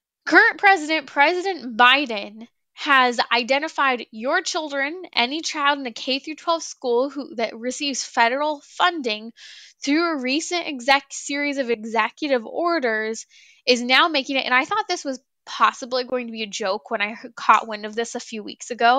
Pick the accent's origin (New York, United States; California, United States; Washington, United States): California, United States; I come from the land of the fruits and the nuts. I come from California